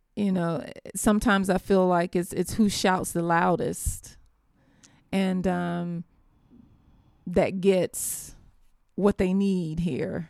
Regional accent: Americus, Georgia, United States; Americus, Georgia, which is my hometown

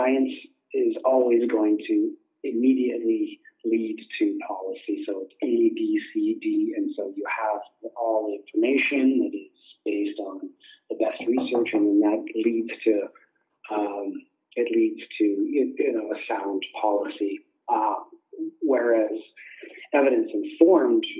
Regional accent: Canada; I'm from Canada

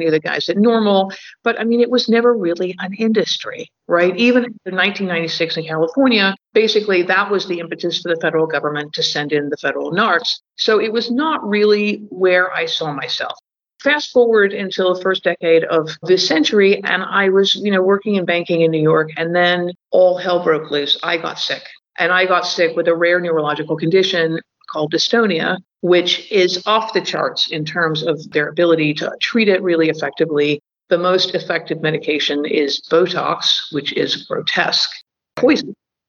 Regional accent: London, United Kingdom; Yeah, I am an American. I grew up in London.

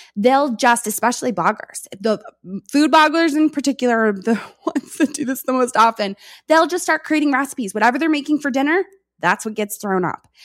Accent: New York, United States; I am from New York. I speak fast

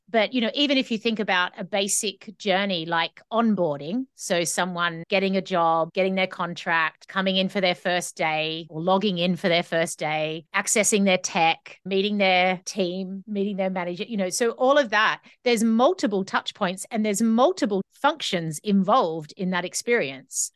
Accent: Australia; now in Scotland, United Kingdom; I live in the U K, in Scotland, but I'm Australian, so I have an Australian passport.

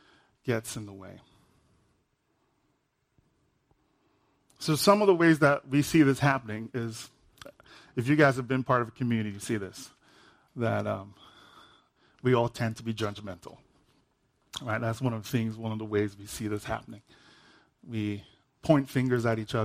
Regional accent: Nigeria; I'm Nigerian.

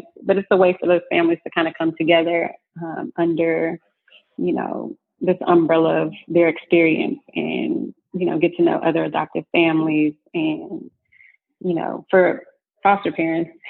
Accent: Austin, Texas, United States; I grew up in Austin, Texas, in your basic blackity-black family.

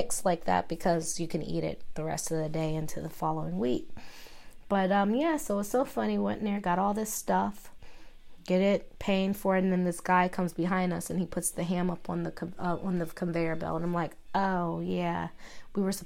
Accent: Maryland, United States; moved away; I'm from Maryland, as you guys know, and I had a home in Maryland

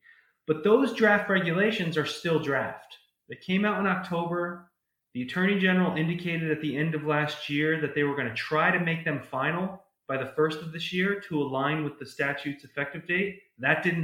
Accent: New York, United States; moved away; also born or lived in California / Austin, Texas / San Diego, California; I'm originally from New York and then moved out to California for a bit and then went to undergraduate school and a bit of graduate school in Texas

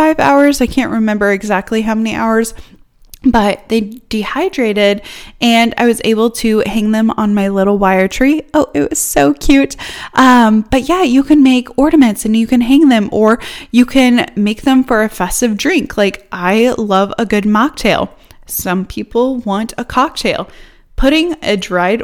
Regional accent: Northeast Iowa, United States; now in Missouri, United States; I grew up in Northeast Iowa

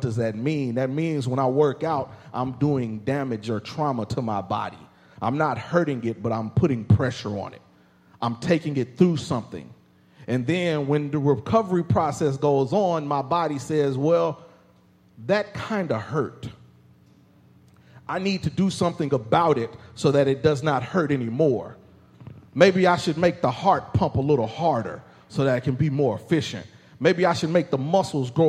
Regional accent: Indianapolis, Indiana, United States; growing up in Indianapolis, Indiana

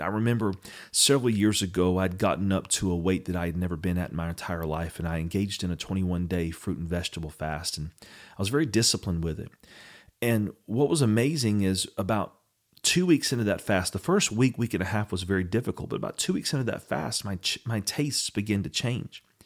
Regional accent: Eastern North Carolina, United States; in our family, we grew up in Eastern North Carolina

